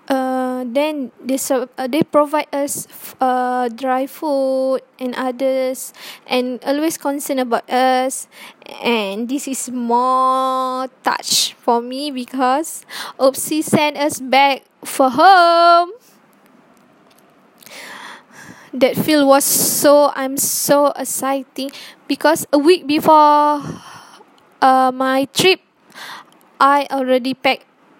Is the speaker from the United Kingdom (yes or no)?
no; Johor, Malaysia; I'm from the Selatan Tanah Air, Johor